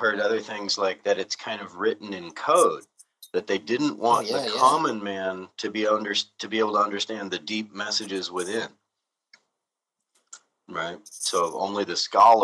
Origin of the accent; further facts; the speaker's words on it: California, United States; accent: California; my horrible California accent